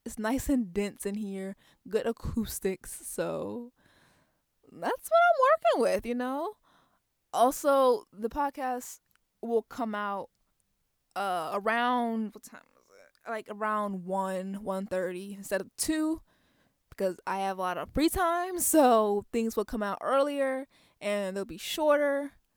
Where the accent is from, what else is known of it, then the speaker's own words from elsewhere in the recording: Waldorf, Maryland, United States; I'm from Waldorf, Maryland. It's a small town.